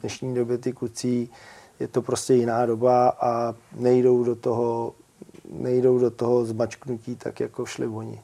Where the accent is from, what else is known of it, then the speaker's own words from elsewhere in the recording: Pacov, Vysočina Region, Czechia; u nás v Pacově